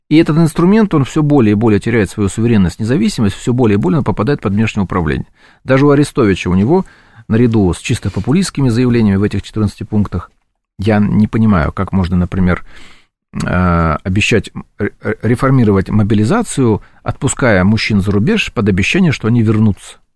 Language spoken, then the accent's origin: Russian; Ukraine; Даже при том, что я украинец, националист, так сказать, целую каждый день портрет Бандеры там, и так далее.